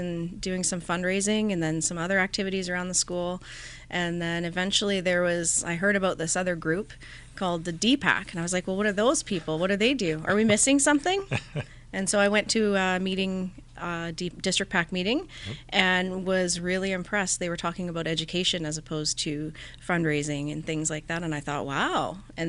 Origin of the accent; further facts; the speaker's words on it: Langford, British Columbia, Canada; So I was born in Victoria.